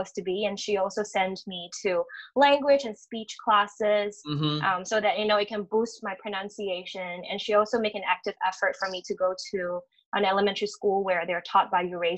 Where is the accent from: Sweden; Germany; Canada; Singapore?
Singapore; moved away as an adult; also born or lived in Beijing, China / United States; when I was 5 years old, my family moved to Singapore primarily for education